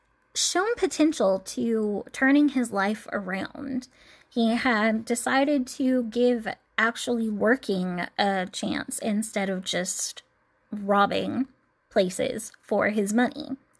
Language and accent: English; Tennessee, United States; Despite being born and raised in Tennessee and spending a lot of time in Nashville, I am not your typical Southern Belle country girl